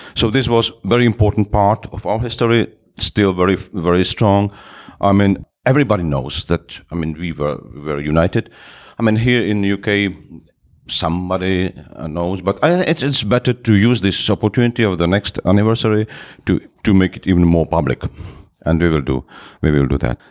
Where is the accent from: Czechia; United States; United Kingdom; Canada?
Czechia; Moravia; English is a second language; moved away as an adult; now in Prague, Czech Republic; I'm from the Moravia. It's another part from Prague.